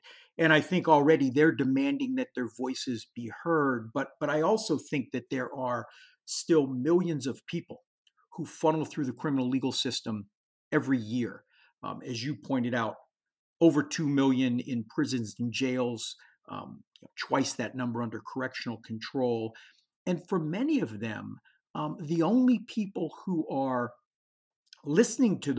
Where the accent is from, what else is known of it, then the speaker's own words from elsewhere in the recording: Pittsburgh, Pennsylvania, United States; it's my hometown.